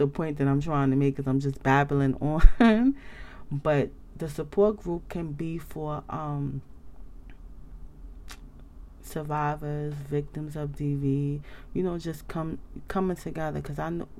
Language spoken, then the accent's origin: English; United States; I'm from the United States